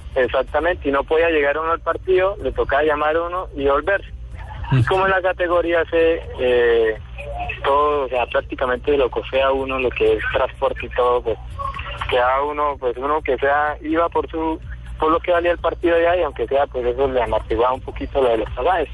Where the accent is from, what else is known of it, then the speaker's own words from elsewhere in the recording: Tame, Arauca, Colombia; yo soy de, del departamento de Arauca, soy del municipio de Tame